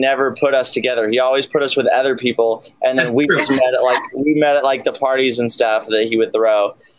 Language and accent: English; Los Angeles, California, United States; I'm from here in LA.